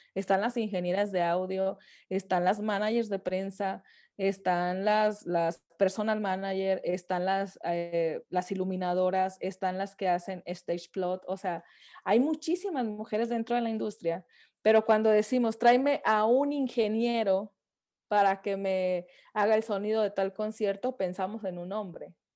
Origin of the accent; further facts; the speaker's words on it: Francisco I. Madero, Coahuila, Mexico; also born or lived in Saltillo; now in Mexico City, Mexico; yo soy de Francisco y Madero, pero me fui a vivir a Saltillo para estudiar música